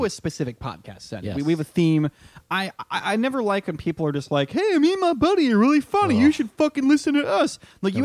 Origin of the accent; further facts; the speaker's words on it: Connecticut, United States; I'm from Connecticut